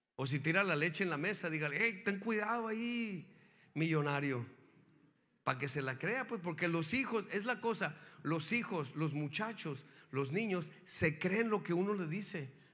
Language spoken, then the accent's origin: Spanish; Mexico; now in United States; yo nací en México